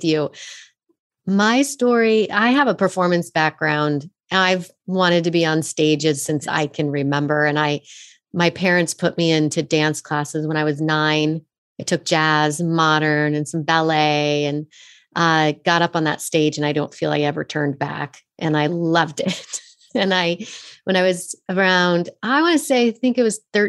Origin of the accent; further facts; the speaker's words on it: Fort Collins, Colorado, United States; moved away as an adult; also born or lived in San Francisco; I took acting classes at this little studio where I grew up in Fort Collins, Colorado.